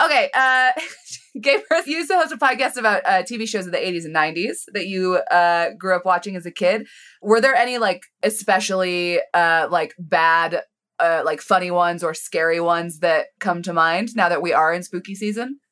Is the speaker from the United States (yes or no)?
yes; Colorado, United States; I grew up in Colorado